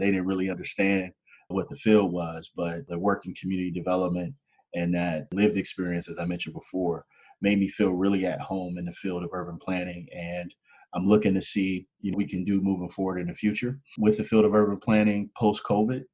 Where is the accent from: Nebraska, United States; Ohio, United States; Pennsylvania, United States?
Ohio, United States; Canton; moved away as an adult; now in Michigan, United States; I'm originally from Canton, Ohio, which is the major kind of industrial hub here in the Midwest, and grew up there